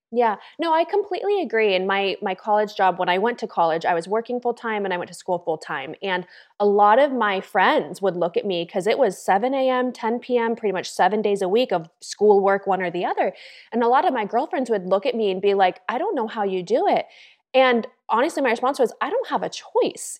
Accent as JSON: {"language": "English", "region": "California", "country": "United States", "also_born_or_lived": "Los Angeles", "moved": "as an adult", "lives_now": "Austin, United States", "said": "I'm from California originally."}